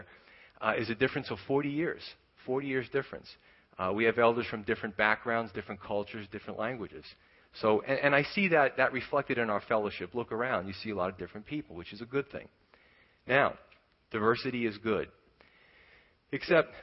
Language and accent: English; New York, United States; I grew up in New York